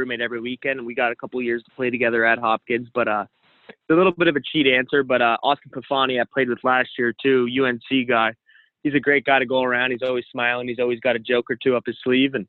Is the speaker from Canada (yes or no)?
yes; Canada; being a Canadian